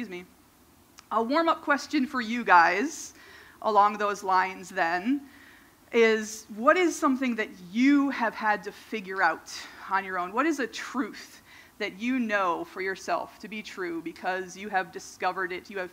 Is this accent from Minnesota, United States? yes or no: yes; Minnesota, United States; when I was a kid, I grew up in Minnesota